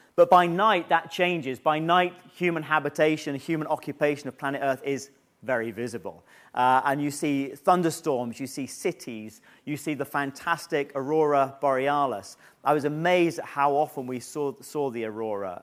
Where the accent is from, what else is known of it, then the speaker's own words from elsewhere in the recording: United Kingdom; being selected as a British astronaut